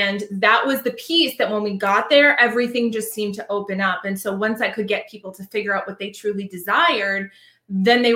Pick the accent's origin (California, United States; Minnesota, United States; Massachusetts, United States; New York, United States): Massachusetts, United States; Boston; now in Savannah, United States; I'm originally from Boston, Massachusetts, but I live now outside of Savannah, Georgia